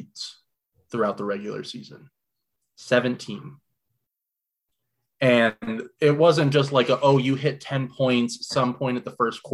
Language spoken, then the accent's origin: English; Utah, United States; also born or lived in Florida; I grew up in Utah and then moved to Florida and then back to Utah again.